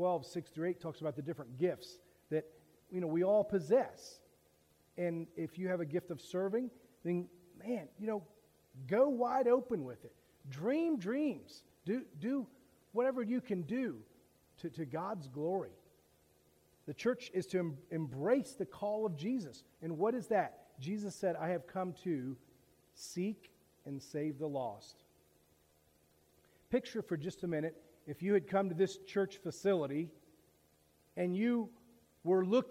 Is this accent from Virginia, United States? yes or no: no; Daytona Beach, Florida, United States; I grew up in Daytona Beach